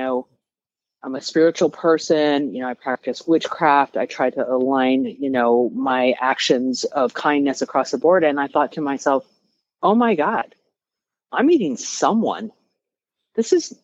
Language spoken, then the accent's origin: English; Colorado, United States; I'm from Colorado. Okay. I'm from cattle country